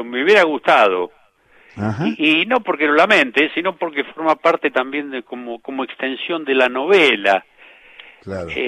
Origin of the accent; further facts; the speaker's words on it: Floresta, Buenos Aires, Argentina; Porque, este, porque mi niñez en Floresta, ahí en, en Juan B. Justo, entre San Nicolás y Emilio marca este, fue vivir eh, jugando al fútbol a la vuelta de casa en San Nicolás.